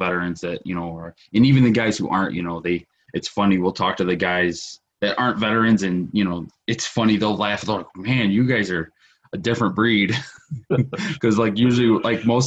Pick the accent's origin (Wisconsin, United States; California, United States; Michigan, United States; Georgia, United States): Michigan, United States; Detroit; I grew up in Detroit